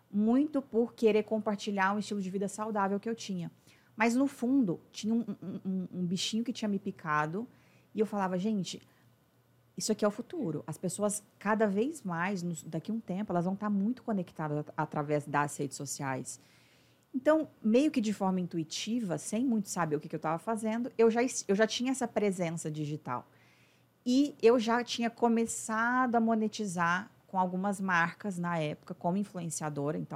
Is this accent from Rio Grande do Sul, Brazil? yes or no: no; Uberlândia, Minas Gerais, Brazil; passei na época na universidade lá da minha cidade, Federal de Uberlândia.